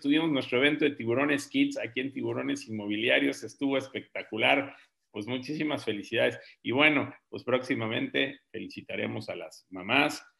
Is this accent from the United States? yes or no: no; Mexico City, Mexico; moved away; yo viví en la Ciudad de México este, de joven, de niño